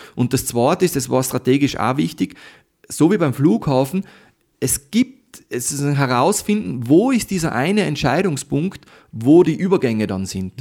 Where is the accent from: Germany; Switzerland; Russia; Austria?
Austria; Tyrol; ich bin in Tirol aufgewachsen.